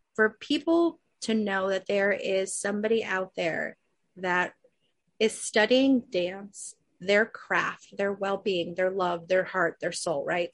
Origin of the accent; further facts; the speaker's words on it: Chicago, Illinois, United States; moved away; also born or lived in Arizona; I grew up in Chicago.